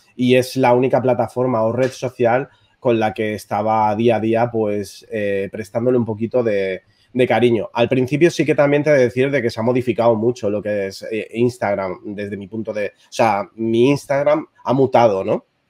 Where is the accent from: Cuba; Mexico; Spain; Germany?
Spain; Barcelona, Catalonia; soy de Barcelona, soy un fotógrafo de moda